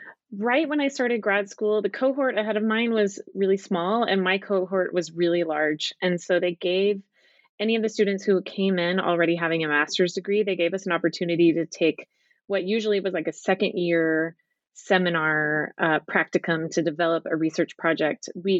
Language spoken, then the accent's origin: English; Dallas, Texas, United States; moved away as an adult; also born or lived in England / Utah; now in Southern California, United States; I grew up in Dallas, Texas, and I was determined to leave as soon as I could and left when I was 18 and went to college in California.